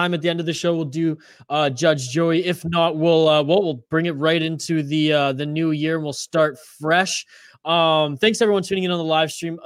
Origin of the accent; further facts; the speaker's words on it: Canada; I'm the Canadian